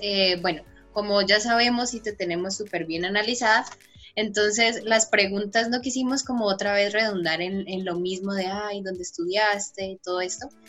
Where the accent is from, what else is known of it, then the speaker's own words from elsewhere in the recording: Popayán, Cauca, Colombia; nosotros somos de Popayán, somos de una ciudad muy pequeña